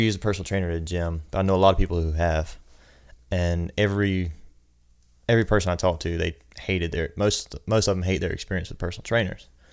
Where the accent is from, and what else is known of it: New Ellenton, South Carolina, United States; born or raised there; also born or lived in Aiken, South Carolina